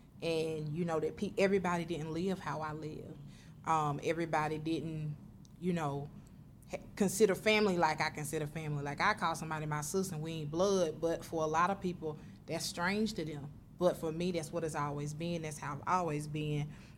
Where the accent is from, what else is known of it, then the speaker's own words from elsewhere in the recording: Gaffney, South Carolina, United States; moved away as an adult; born and raised, in my opinion, in Gaffney, and stayed there till I came to college.